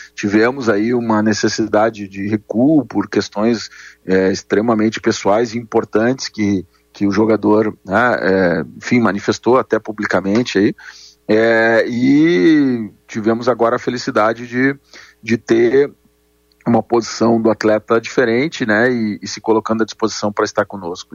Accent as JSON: {"language": "Portuguese", "region": "Rio Grande do Sul", "country": "Brazil", "tie": "born or raised there", "said": "nós que nascemos e vivemos aqui no Rio Grande do Sul"}